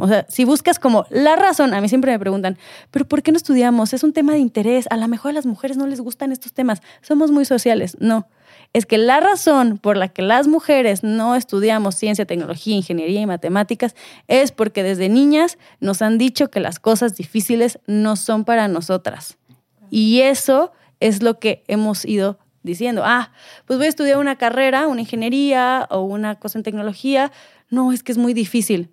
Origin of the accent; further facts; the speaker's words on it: Mexico; nosotros aquí en México